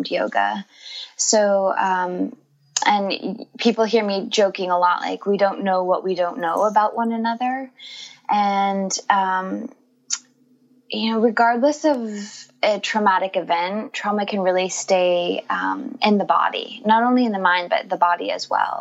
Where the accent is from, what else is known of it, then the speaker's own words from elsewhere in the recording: Northern California, United States; also born or lived in Los Angeles; I'm originally from California. I grew up in a very small rural community in Northern California